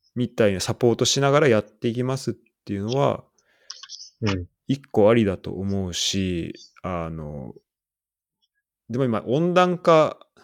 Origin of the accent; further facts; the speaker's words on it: Saitama, Japan; moved away; 俺ら二人、浦和出身で